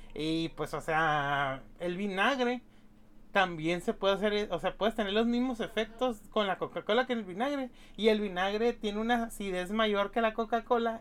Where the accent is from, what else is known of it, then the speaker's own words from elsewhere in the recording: Mexicali, Baja California, Mexico; Mexicali, de mi, pues de mi, pues de mi pueblo, pues Mexicali, la, la capital de Baja California